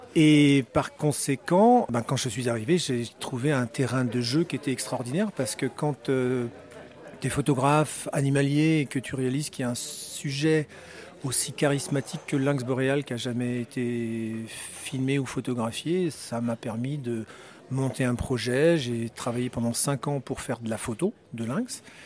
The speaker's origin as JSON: {"language": "French", "region": "Brittany", "country": "France", "moved": "yes", "lives_now": "Switzerland", "said": "Je suis breton, je vis effectivement en Suisse et j'ai maintenant effectivement la nationalité suisse"}